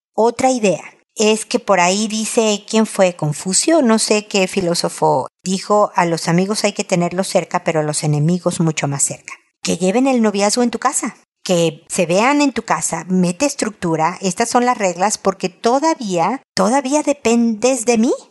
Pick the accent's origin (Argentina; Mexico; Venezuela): Mexico; moved away as an adult; now in Chile; Yo vengo de México